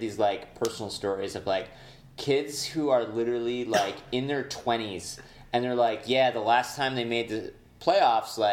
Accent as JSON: {"language": "English", "region": "upstate New York", "country": "United States", "moved": "yes", "said": "I'm from upstate New York"}